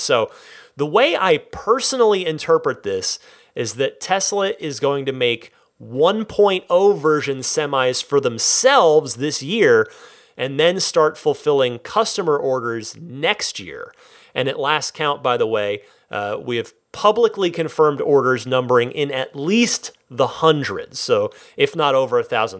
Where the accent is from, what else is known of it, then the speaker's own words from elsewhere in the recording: Vernon, New Jersey, United States; moved away; I am from New Jersey originally. Vernon, represent.